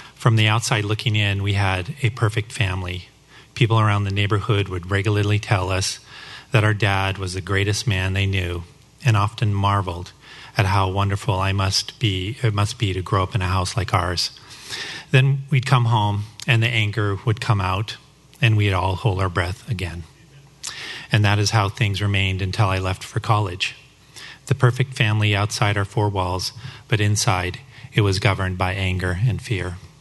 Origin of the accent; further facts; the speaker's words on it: Denver, Colorado, United States; I grew up in the Denver, Colorado area